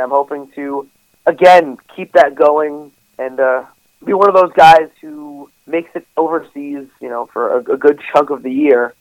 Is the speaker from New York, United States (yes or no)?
yes; New York, United States; I'm from New York